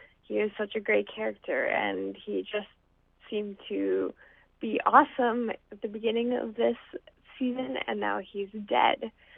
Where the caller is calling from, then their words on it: Winnipeg, Manitoba, Canada; from Winnipeg